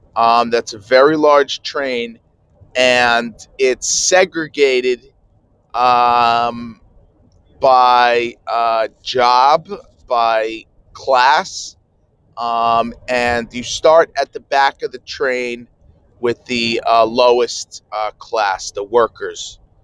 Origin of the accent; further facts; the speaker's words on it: New Jersey, United States; I'm from New Jersey, so 10 Eastern